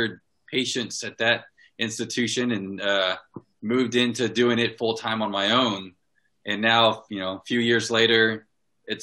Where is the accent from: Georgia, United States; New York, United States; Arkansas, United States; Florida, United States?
Florida, United States; Fort Walton Beach; moved away as an adult; I was born and raised in Fort Walton Beach, Florida